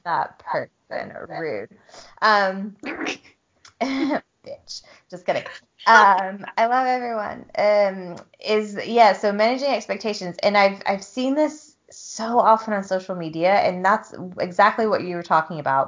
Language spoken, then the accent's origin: English; the South, United States; moved away as an adult; also born or lived in Utah; coming from a background, like a southern background of like people just don't talk about shit in the South